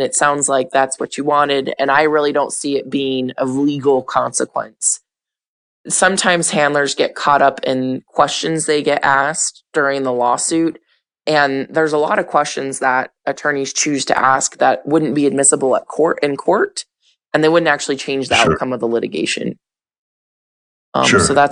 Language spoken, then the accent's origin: English; Albuquerque, New Mexico, United States; I'm from Albuquerque, New Mexico